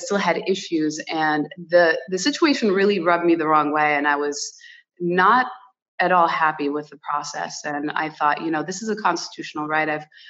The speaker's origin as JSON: {"language": "English", "country": "United States", "tie": "born there", "second_language": "English", "said": "I was born in America, but my heritage, my Portuguese heritage is so rich, and I'm so proud of it."}